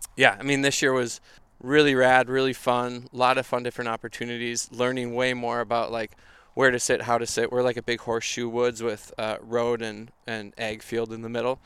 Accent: Minneapolis, Minnesota, United States; I'm from Minnesota, grew up in Minneapolis, still live here

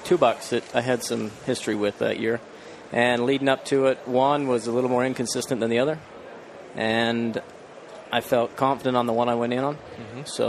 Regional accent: Logan, Utah, United States; So I'm from Logan, Utah. Born and raised in the hunting community.

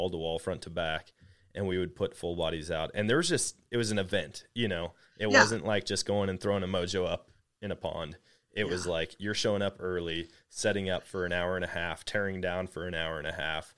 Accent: Wisconsin, United States; growing up in Wisconsin

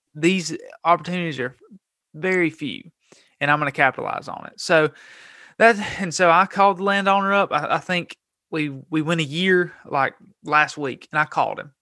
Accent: Gadsden, Alabama, United States; I was born and raised in Gadsden, Alabama

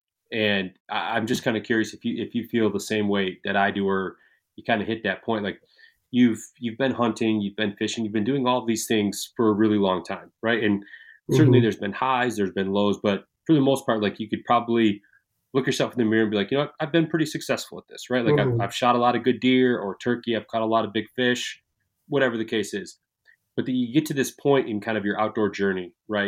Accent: Michigan, United States; moved away; I grew up in Michigan

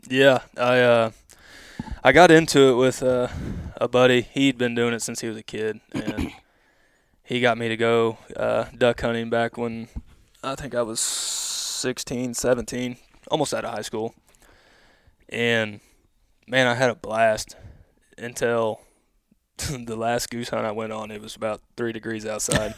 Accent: Odessa, Missouri, United States; I grew up here in Odessa, Missouri

